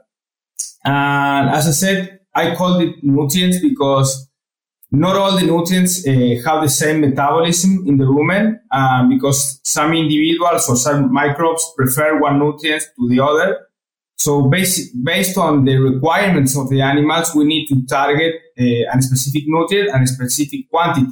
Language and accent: English; Córdoba, Argentina; English is a second language; moved away as an adult; also born or lived in Florida, United States / Alabama, United States / Nebraska, United States; I got my position back in Cordoba, in my city. So I came back to my hometown.